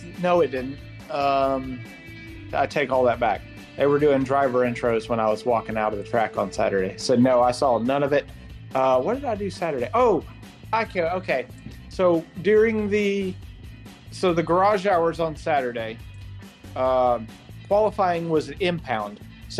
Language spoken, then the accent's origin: English; the South, United States; I'm from the South. I didn't know what it was like to be hot and not sticky.